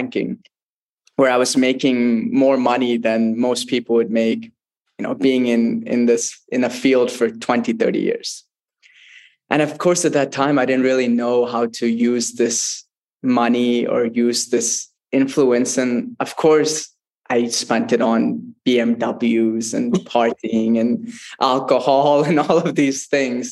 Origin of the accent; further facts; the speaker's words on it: United States; also born or lived in Mysore, Karnataka, India; growing up in the United States